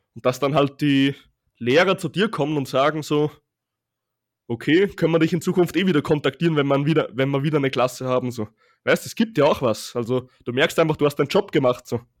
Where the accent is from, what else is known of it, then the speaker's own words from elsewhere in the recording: Austria; bei uns in Österreich